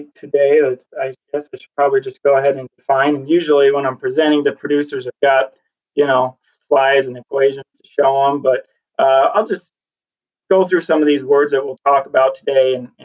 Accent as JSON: {"language": "English", "region": "Nebraska", "country": "United States", "tie": "born or raised there", "said": "I grew up in Nebraska"}